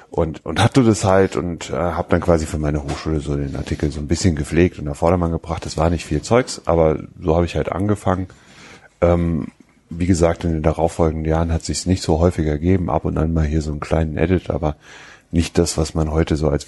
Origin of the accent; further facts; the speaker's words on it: Wiesbaden, Hesse, Germany; die Einladung, die ich auf meiner Nutzerseite habe für meinen Heimatort, also Wiesbaden, war